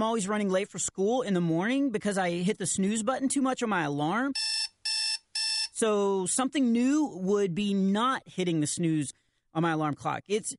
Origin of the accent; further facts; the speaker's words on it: Texas, United States; Come on. I'm from Texas. Of course I have. Our tractor is always getting a flat.